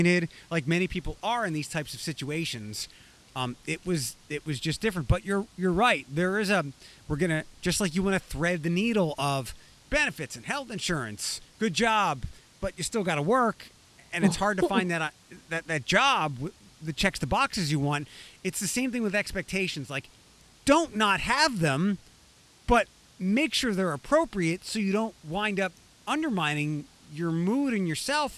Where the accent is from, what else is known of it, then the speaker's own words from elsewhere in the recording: Allentown / Philadelphia area, Pennsylvania, United States; moved away; I was back home working in Allentown, but I also got to work at the station I grew up listening to in Philadelphia.